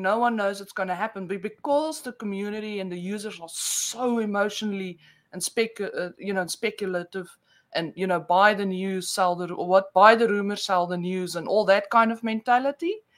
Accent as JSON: {"language": "English", "country": "South Africa", "tie": "born or raised there", "accent": "Afrikaans with a mix of Australian", "first_language": "Afrikaans", "second_language": "English", "moved": "yes", "lives_now": "Australia", "said": "I'm born in South Africa, so um, oh, I, I oh, okay. actually my first language is Afrikaans"}